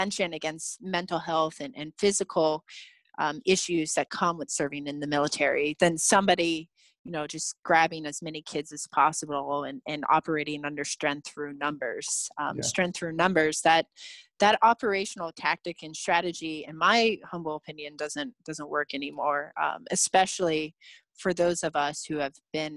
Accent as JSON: {"language": "English", "region": "Ohio", "country": "United States", "tie": "born or raised there", "said": "I grew up in Ohio"}